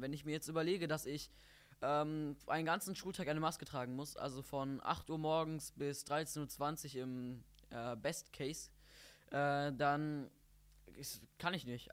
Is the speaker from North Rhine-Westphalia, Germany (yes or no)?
yes; Bottrop, North Rhine-Westphalia, Germany; ich komme aus Bottrop-Fulmbrock